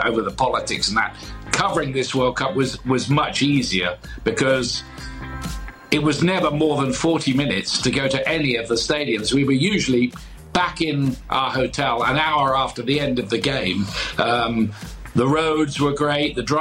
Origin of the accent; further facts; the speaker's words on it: England, United Kingdom; being English